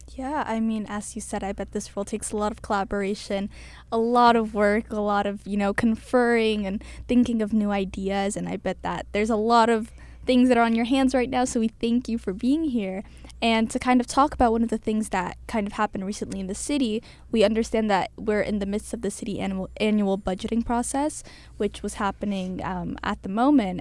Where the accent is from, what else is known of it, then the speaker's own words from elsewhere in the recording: Cambridge, Massachusetts, United States; I was born and raised in Cambridge my entire life.